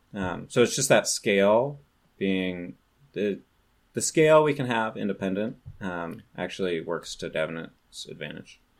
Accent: California, United States; I grew up in California

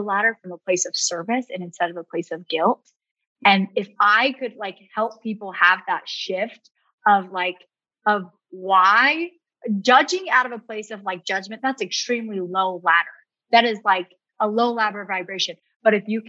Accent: Rexburg, Idaho, United States; I grew up in Rexburg, Idaho.

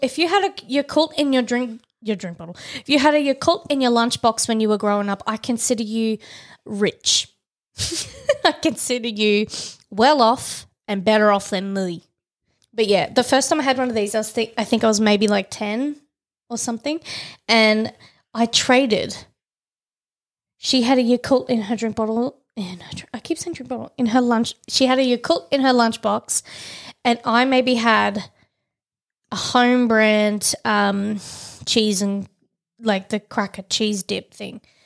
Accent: Tasmania, Australia; I'm from Tassie

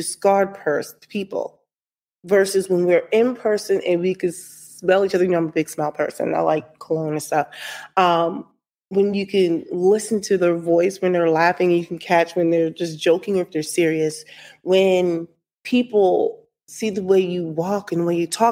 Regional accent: New Jersey, United States; I'm from Jersey

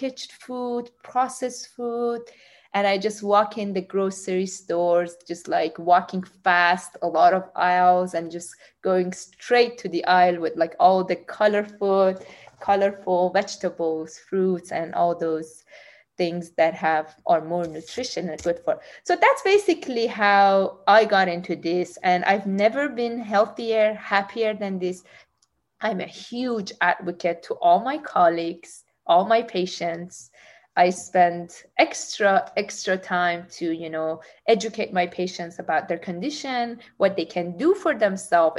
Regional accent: Tehran, Tehran Province, Iran; now in San Diego, United States; I was born in Tehran

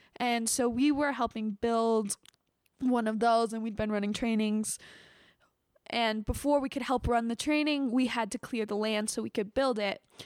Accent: United States; as American

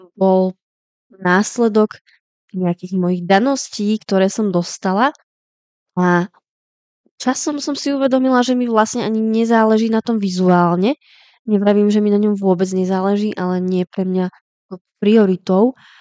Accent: Slovakia; now in Czech Republic; u nás na Slovensku

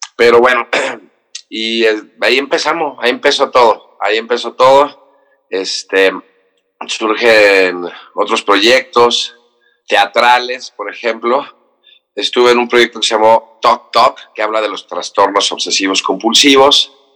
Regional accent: Cancún, Quintana Roo, Mexico; now in Mexico City, Mexico; soy del, Distrito Federal, crecí en Cancún

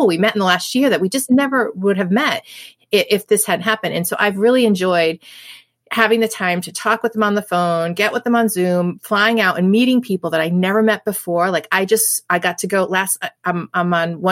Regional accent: New England, United States; I'm born and raised in New England. I've been here my whole life.

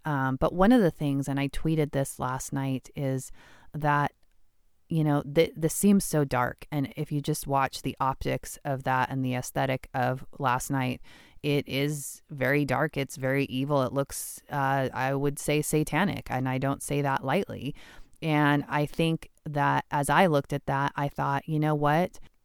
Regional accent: Washington, United States; I'm born and raised in Washington.

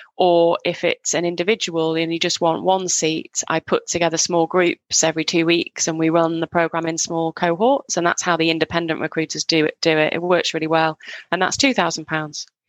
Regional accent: Northwest, just outside Manchester, North West England, United Kingdom; moved away; I grew up in the UK

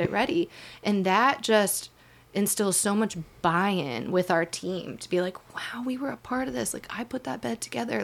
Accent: Shenandoah Valley, Virginia, United States; also born or lived in Boone, North Carolina; I'm from the Shenandoah Valley

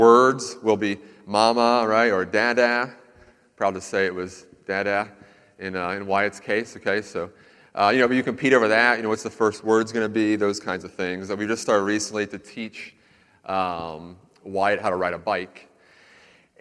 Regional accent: Central Florida, United States; I lived in Central Florida for a lot of my life

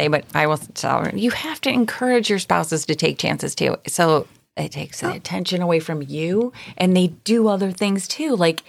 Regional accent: Chicago, Illinois, United States; I'm from Chicago.

